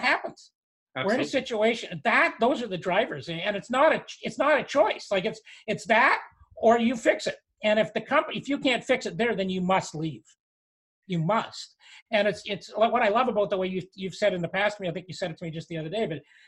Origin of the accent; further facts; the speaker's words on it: Canada; we're Canadian